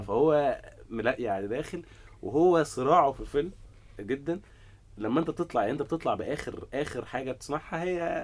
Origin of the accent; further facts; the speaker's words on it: Egypt; انا مواطن مصري